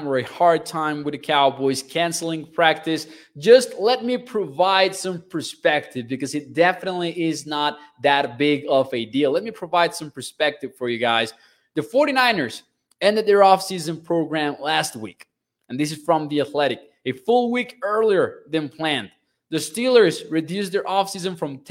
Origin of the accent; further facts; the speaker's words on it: Mexico; I'm from Mexico, a culture that, of course, you guys know is big on soccer